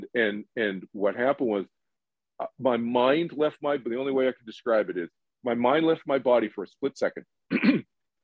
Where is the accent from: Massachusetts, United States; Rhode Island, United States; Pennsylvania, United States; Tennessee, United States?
Massachusetts, United States; Boston; moved away; also born or lived in East Coast; I was born in Boston, grew up in the East Coast, went to school in the East Coast